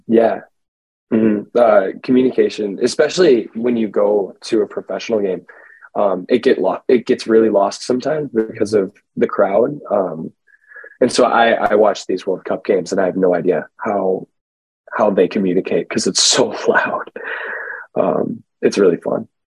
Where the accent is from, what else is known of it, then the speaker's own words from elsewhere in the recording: Edina, Minnesota, United States; I grew up in Edina, so I started playing travel for Edina Soccer Club very young